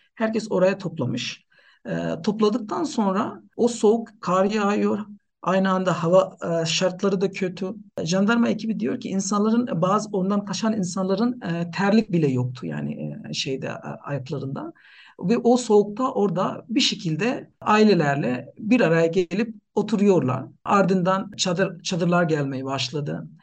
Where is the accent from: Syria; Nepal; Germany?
Nepal; Turkish is a second language; moved away as an adult; also born or lived in Turkey; now in Ankara, Turkey; Aslen Nepalliyim ee, ama yaklaşık 10 yıldır ee, Türkiye'de yaşıyorum